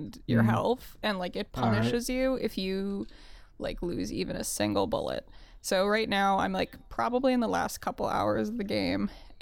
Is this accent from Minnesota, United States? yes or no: yes; Minnesota, United States; moved away as an adult; also born or lived in New York; I moved back home, I moved back to Minnesota from New York